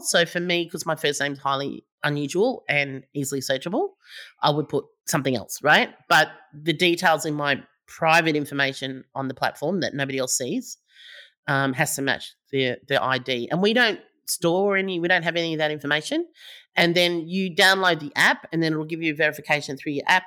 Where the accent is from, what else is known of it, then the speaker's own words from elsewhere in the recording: Melbourne, Victoria, Australia; I'm from Melbourne